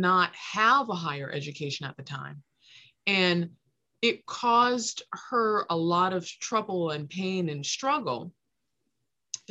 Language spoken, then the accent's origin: English; Los Angeles, California, United States; I grew up in South Los Angeles